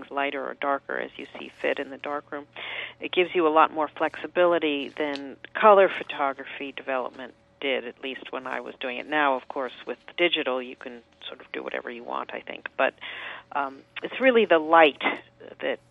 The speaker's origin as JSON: {"language": "English", "town": "New York City", "region": "New York", "country": "United States", "tie": "born or raised there", "said": "I grew up in New York City and live here now"}